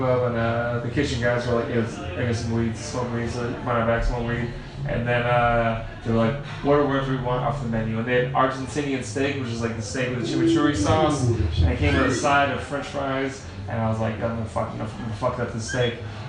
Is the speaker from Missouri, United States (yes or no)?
no; Florida, United States; I'm from the Florida.